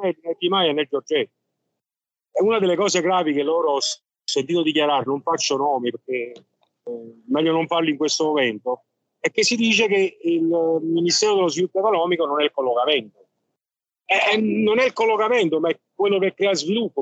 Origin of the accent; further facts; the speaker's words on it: Naples, Campania, Italy; noi probabilmente siamo napoletani e non italiani